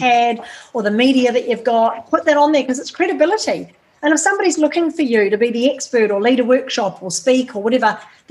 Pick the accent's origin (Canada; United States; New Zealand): New Zealand; moved away as an adult; now in Australia; I'm never going to stop being a Kiwi